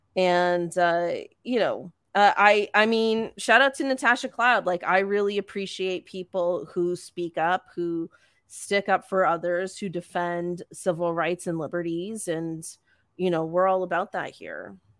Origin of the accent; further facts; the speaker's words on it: Eastern Canada, Canada; as a Canadian